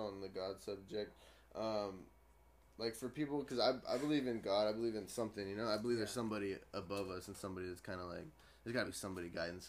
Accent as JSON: {"language": "English", "town": "Blythe", "region": "California", "country": "United States", "moved": "yes", "said": "I'm from Blythe originally."}